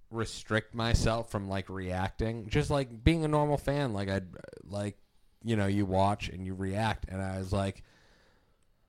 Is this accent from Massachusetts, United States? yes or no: yes; Marion, Massachusetts, United States; moved away; also born or lived in South Boston, Massachusetts; I lived in Southie for 6 years. I grew up in Marion, which is a town like near the Cape